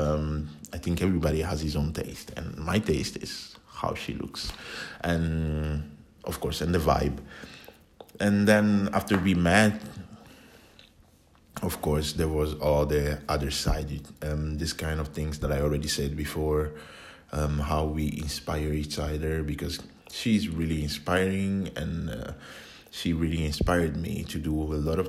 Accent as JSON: {"language": "English", "country": "Italy", "tie": "born or raised there", "also_born_or_lived": "Ghana", "moved": "yes", "lives_now": "Finland", "said": "I was born in Italy from Ghanaian parents, so born and raised in Italy."}